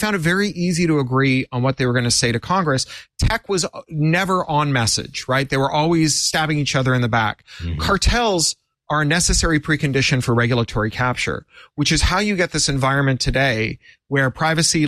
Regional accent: Canada; as a Canadian

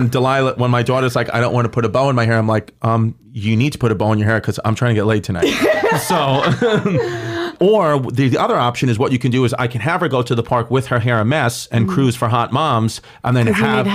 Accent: New York City, New York, United States; I'm from New York.

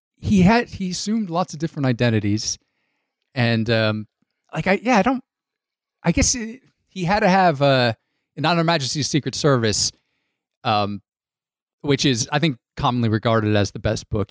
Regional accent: Connecticut, United States; I grew up in Connecticut

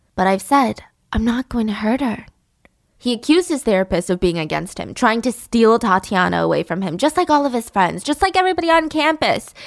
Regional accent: United States; living in America and being American

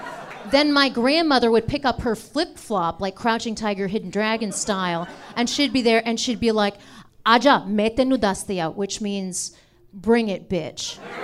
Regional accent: India; I'm an Indian person, you can tell by my face and your eyes.

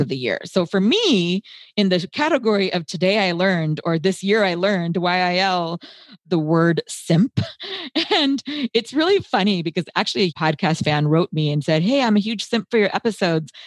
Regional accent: United States; I was born and raised in the United States

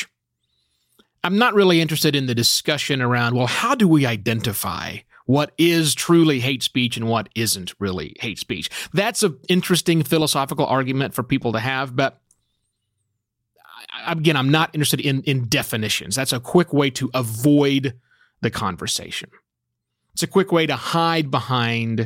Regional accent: United States; being an American

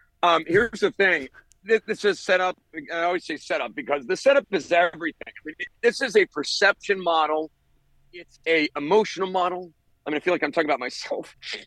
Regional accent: Ohio, United States; I grew up in Ohio, as I mentioned previous

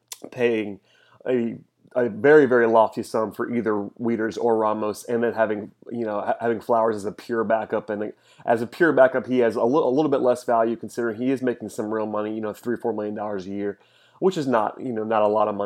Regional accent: Gwinnett County, Georgia, United States; I grew up in Gwinnett County, watched Brian McCann play high school baseball

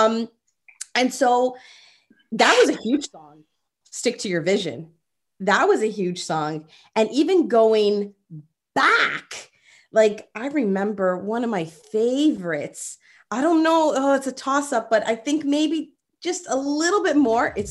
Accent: Toronto, Ontario, Canada; growing up, born and raised in Rexdale, and then moving to the 905 when I was a bit older

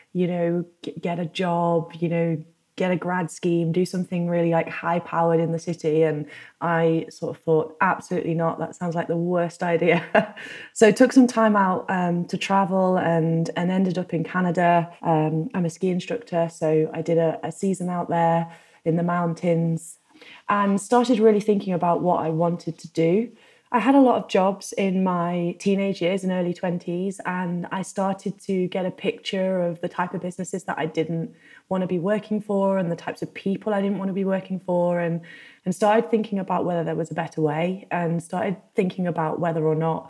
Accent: United Kingdom; moved away as an adult; also born or lived in North America; my home country of the UK

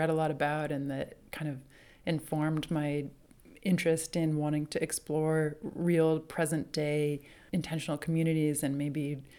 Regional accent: New England, United States; But I'm from New England. And I think Boston was always the kind of big city to me growing up.

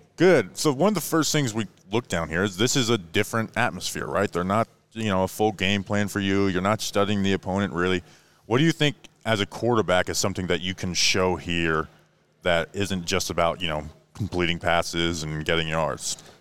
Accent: Florida, United States; also born or lived in Brevard County, Florida; I'm from Florida

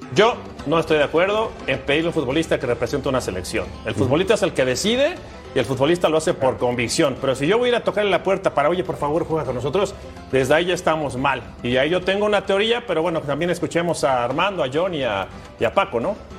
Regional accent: Mexico; nosotros los que como mexicanos estamos en Estados Unidos

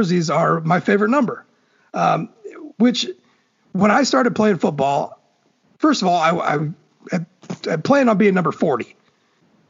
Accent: Fort Wayne, Indiana, United States; I'm from Fort Wayne.

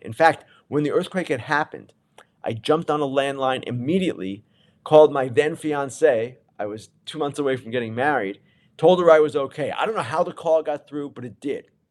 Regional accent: East Coast, United States; I'm from the East Coast.

